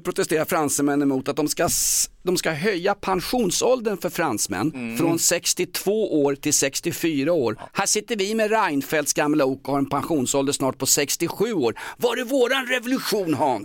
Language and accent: Swedish; Stockholm, Stockholm County, Sweden; från Vällingby, Dulles Army där jag växte upp